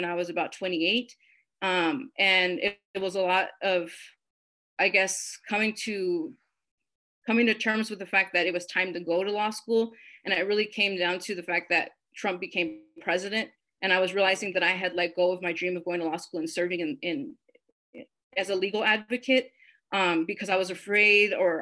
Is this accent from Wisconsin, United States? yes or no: no; Las Cruces, New Mexico, United States; growing up in Las Cruces